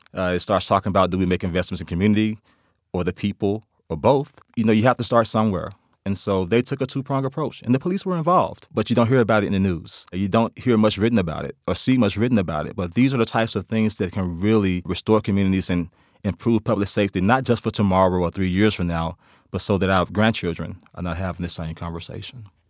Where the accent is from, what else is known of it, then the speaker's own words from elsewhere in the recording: Memphis, Tennessee, United States; I'm from Memphis, Tennessee